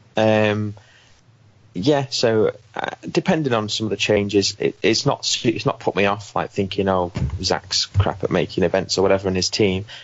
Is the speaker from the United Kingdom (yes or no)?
yes; United Kingdom; being British